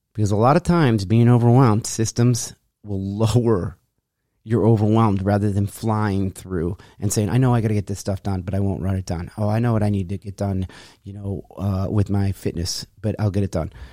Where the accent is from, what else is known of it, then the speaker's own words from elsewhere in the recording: Rochester, New York, United States; moved away; when I left my hometown, Rochester, New York